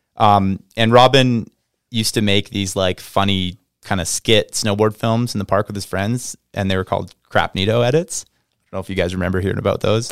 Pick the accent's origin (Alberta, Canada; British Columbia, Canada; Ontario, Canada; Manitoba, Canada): British Columbia, Canada; Vancouver; now in Whistler, Canada; I grew up in Vancouver, B C, just south, south of Whistler.